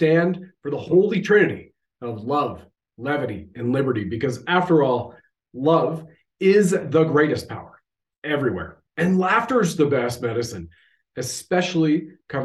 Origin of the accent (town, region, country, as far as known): Canada